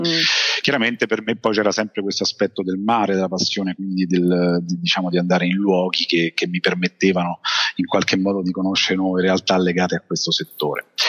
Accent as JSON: {"language": "Italian", "town": "Rome", "region": "Lazio", "country": "Italy", "tie": "born or raised there", "moved": "as an adult", "said": "sono nato e cresciuto quindi di base a, a Roma"}